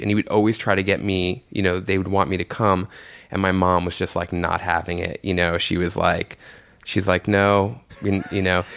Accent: New York City, New York, United States; I grew up in Jamaica, Queens, right near like St. John's University, with my mom and my aunt

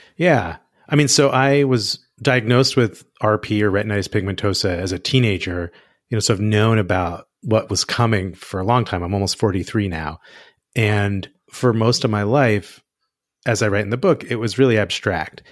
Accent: United States; as an American

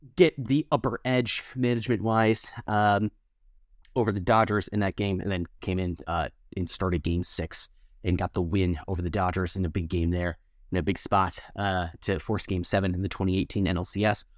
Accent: Appleton, Wisconsin, United States; growing up i, in Appleton, them being my hometown minor league baseball team

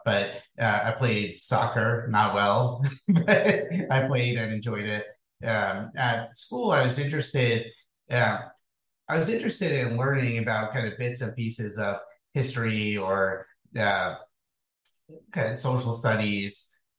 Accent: Hudson Valley, New York, United States; moved away; I grew up in New York State, about halfway between New York City and Albany.

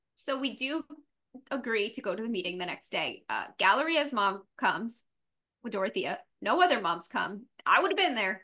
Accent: the South, United States; I'm from the South

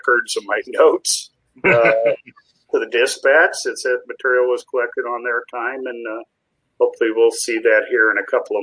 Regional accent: Indianapolis, Indiana, United States; moved away; also born or lived in Cincinnati; I started at 15 years old as a copy boy in my hometown at the Indianapolis News

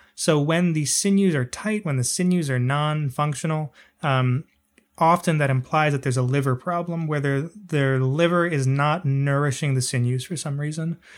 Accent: United States; growing up in America

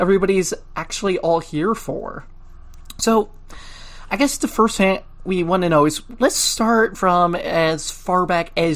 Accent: Toledo, Ohio, United States; I grew up in Toledo, Ohio area

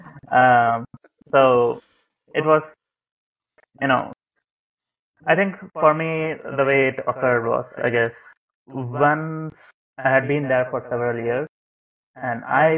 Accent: India; also born or lived in Netherlands; now in Canada; I was born in India, and then I immigrated to the Netherlands

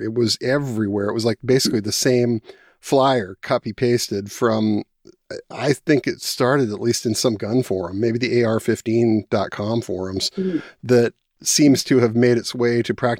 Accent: Washington, United States; I'm from Washington State. I live in the west side, Seattle area.

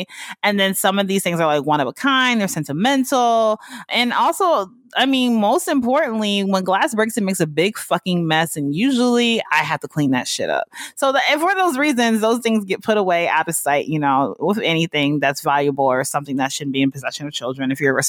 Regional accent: the South, United States; that's that black shit that I grew up on in the South, you know what I'm saying?

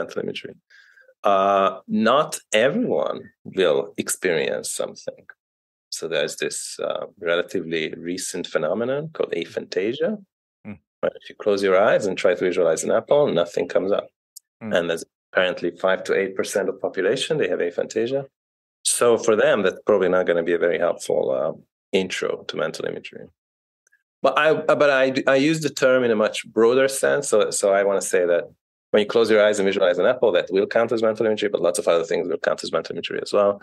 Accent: Hungary; moved away as an adult; also born or lived in England / United States / Canada / United Kingdom; now in Belgium; I was born in Hungary. I studied in England and the US, where I did my PhD

